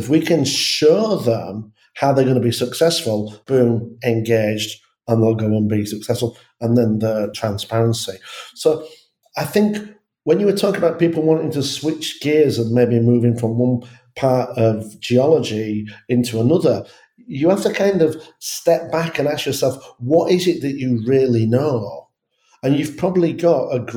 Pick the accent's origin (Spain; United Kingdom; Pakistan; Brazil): United Kingdom; England; I'm English